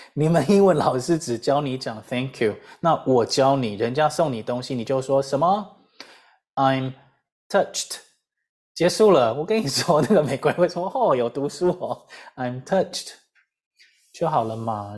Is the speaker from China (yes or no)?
no; Taiwan; 我自己就是台湾社会的一份子嘛